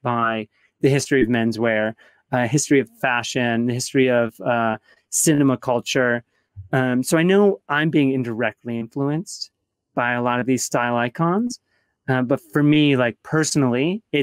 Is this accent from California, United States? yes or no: no; Grand Rapids, Michigan, United States; moved away; also born or lived in Atlanta; I grew up in Grand Rapids, Michigan